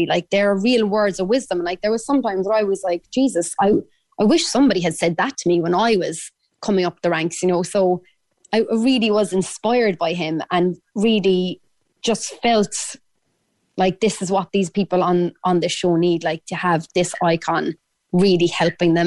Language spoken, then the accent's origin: English; Ireland; accent: Irish; my Irish accent